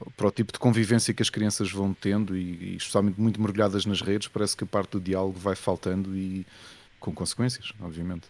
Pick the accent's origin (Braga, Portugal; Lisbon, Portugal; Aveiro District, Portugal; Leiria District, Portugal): Lisbon, Portugal; eu sou dos Olivais, okay. aqui tá em Lisboa